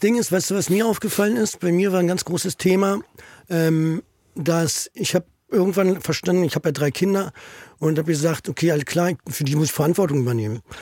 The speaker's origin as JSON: {"language": "German", "region": "Berlin", "country": "Germany", "tie": "born or raised there", "said": "Ich bin in Steglitz"}